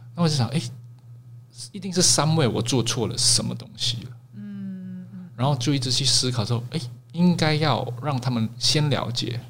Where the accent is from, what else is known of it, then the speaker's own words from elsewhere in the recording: Singapore; moved away as an adult; now in Taiwan; 其实我是新加坡人没有错